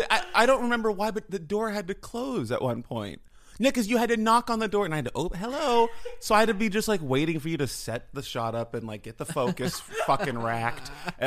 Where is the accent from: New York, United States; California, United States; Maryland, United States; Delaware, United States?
California, United States; I lived in San Francisco. I grew up in the Bay Area